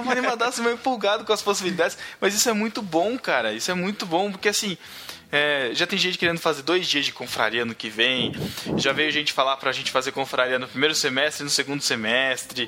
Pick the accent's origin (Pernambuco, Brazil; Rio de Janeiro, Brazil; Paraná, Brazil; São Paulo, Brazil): São Paulo, Brazil; Botucatu; botucuda daqui da minha terrinha